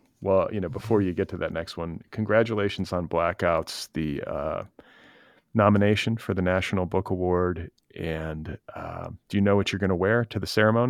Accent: Midwest, United States; now in Los Angeles, United States; like most people who live here, neither of us are natives. You're from the East Coast, and I'm from the Midwest, and making our lives here.

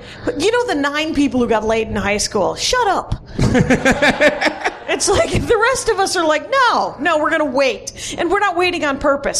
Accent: United States; I'm an American.

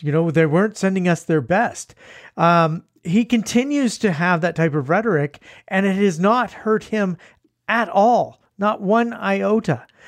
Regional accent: Canada; we're Canadian

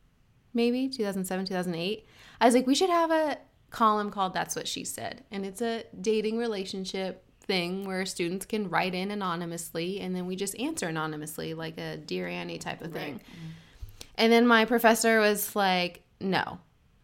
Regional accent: Arcadia, California, United States; also born or lived in San Fernando Valley, California; Born and raised, all started Southern California. Arcadia

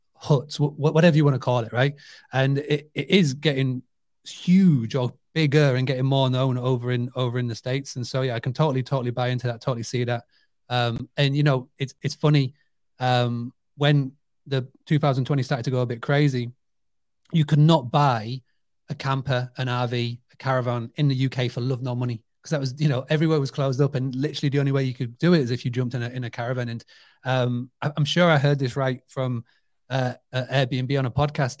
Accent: United Kingdom; I grew up on a two hundred acre farm stay business. So it's amazing to me as a British person

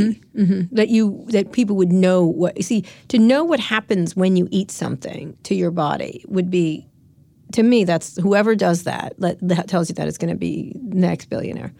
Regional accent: San Francisco, California, United States; I'm from San Francisco

